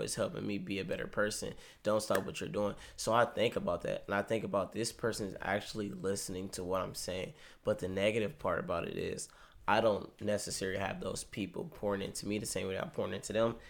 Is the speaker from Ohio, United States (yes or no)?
yes; Cleveland, Ohio, United States; I'm from Cleveland, Ohio.